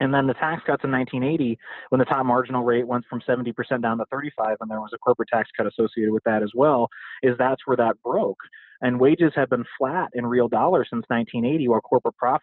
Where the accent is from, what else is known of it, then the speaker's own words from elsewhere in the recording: Midwest, United States; I come from the Midwest. I come from the industrial, you know, formerly unionized Midwest